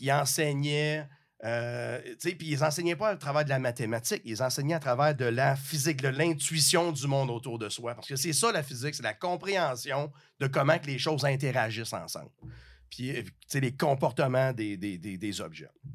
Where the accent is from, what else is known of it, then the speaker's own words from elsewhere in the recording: Rivière-du-Loup, Quebec, Canada; je viens de, la région, je viens du Bas-Saint-Laurent, petite ville, Rivière-du-Loup